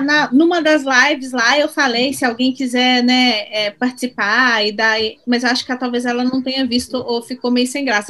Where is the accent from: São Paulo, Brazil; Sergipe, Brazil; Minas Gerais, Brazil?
Minas Gerais, Brazil; Belo Horizonte; moved away; eu sou de BH também, mas moro é. fora